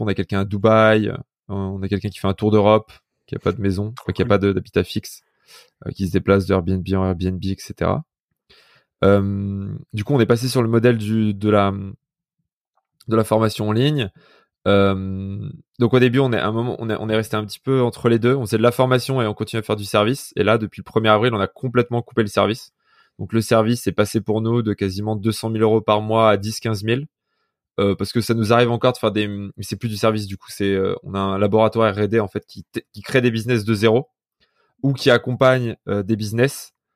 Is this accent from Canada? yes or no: no; Vif, Auvergne-Rhône-Alpes, France; je suis un mec de vif. donc, à côté, dans la banlieue de Grenoble, j'ai fait, j'étais au lycée en ZEP